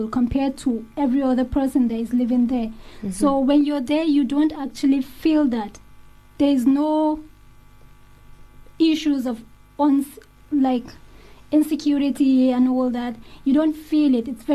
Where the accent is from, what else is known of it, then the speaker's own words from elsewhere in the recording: Northern Nigeria, Nigeria; moved away as an adult; It is really safe growing up in Nigeria